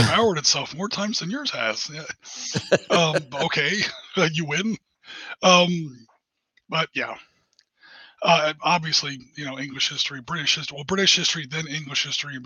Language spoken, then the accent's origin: English; United States; I'm an American